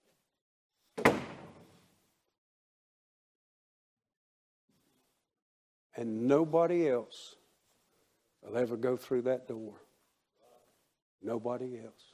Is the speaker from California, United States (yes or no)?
no; Waycross, Georgia, United States; My hometown of Waycross, Georgia.